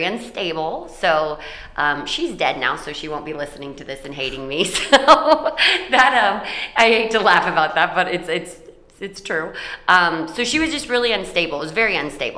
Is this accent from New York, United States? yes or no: no; Paulding County, Ohio, United States; I was born in Paulding County, Ohio.